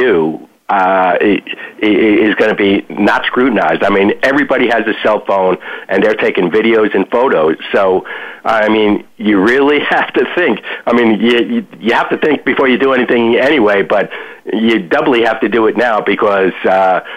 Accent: Yonkers, New York, United States; moved away as an adult; also born or lived in Manhattan, New York; now in South Florida, United States; I was actually born in Manhattan. Family moved to Yonkers when I was five. And I lived in Yonkers until 1982 when I moved to South Florida

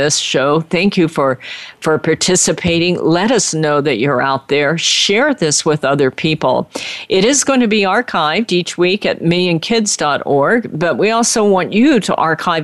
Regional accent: United States; I was born in America

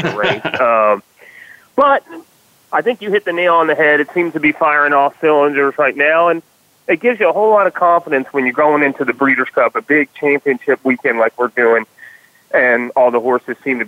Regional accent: Louisville, Kentucky, United States; I'm from Kentucky. I was born and raised in Louisville

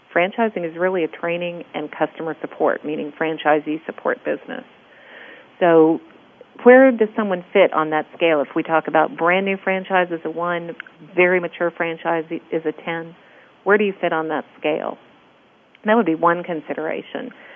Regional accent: California, United States; now in Texas, United States; I'm from California

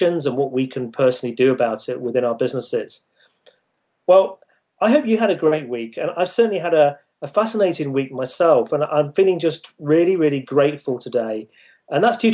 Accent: United Kingdom; the UK division, which is my home country

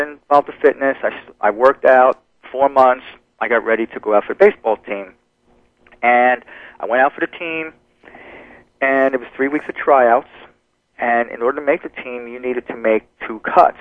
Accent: New Jersey, United States; moved away; also born or lived in New York; I, I was born in New York, but I grew up in New Jersey

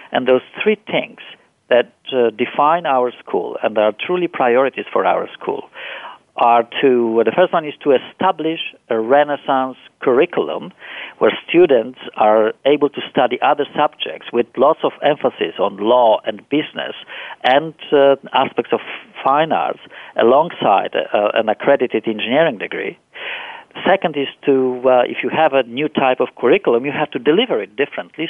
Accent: Poland; moved away; I was born and raised in Poland

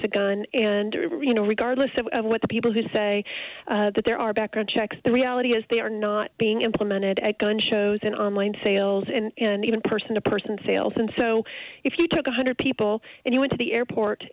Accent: Indiana, United States; my home state, Indiana

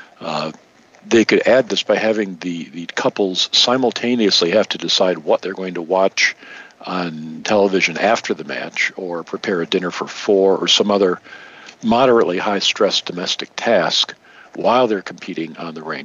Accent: Michigan, United States; moved away; I grew up in Michigan

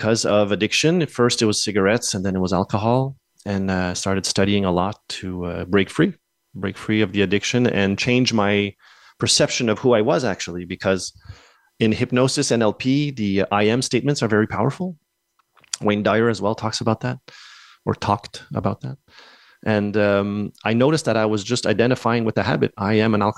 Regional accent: Montreal, Quebec, Canada; first language English; I was born in Montreal, Quebec

